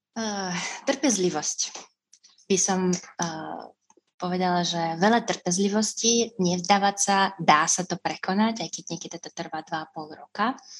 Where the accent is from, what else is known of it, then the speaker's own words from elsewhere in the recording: Russia; Slovak is a second language; moved away as an adult; now in Slovakia; som z Ruska